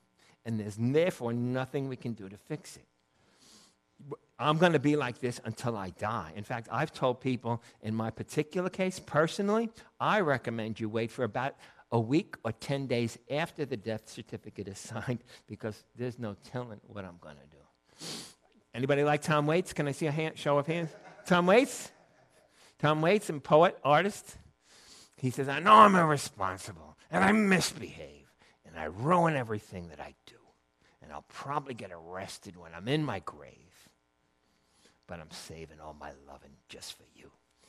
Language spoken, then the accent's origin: English; Ireland; I think it's my first time going over. I'm Irish.